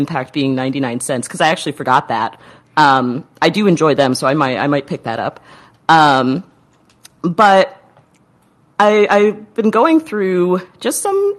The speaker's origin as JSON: {"language": "English", "town": "Indianapolis", "region": "Indiana", "country": "United States", "tie": "born or raised there", "said": "my hometown of Indianapolis, Indiana"}